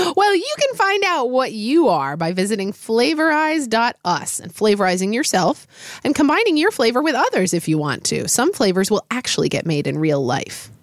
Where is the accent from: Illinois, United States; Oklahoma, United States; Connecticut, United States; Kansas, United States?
Oklahoma, United States; I grew up in Oklahoma